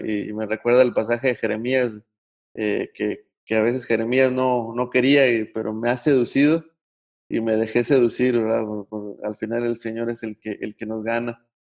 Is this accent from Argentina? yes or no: no; Mexico; uno como mexicano